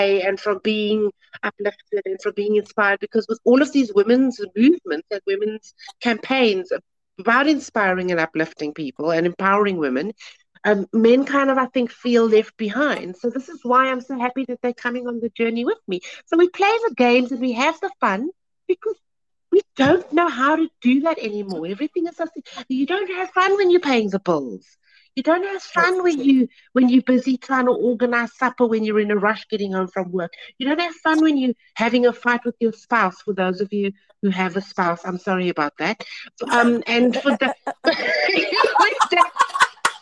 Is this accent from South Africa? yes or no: yes; Cape Town, Western Cape, South Africa; I grew up on the Cape Flats